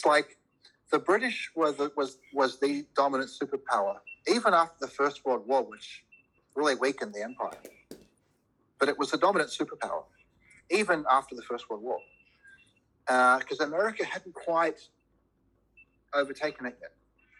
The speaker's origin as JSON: {"language": "English", "country": "Australia", "said": "And I have to say, I am an Australian. This is my country. I don't believe in multiple citizenships."}